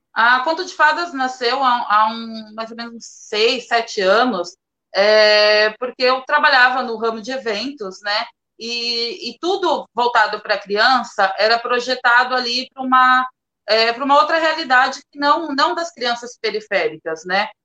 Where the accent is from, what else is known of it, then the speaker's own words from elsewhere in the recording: Praia Grande, São Paulo, Brazil; eu sou de Praia Grande, mais especial assim, no fundão de Praia Grande, do Caixara